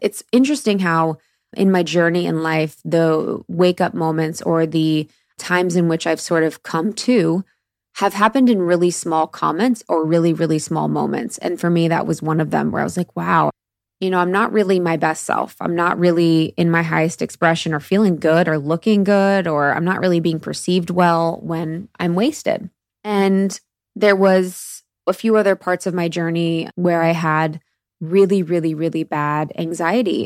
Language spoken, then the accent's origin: English; Midwest, United States; moved away; I was born in the Midwest, which is definitely an area for drinkers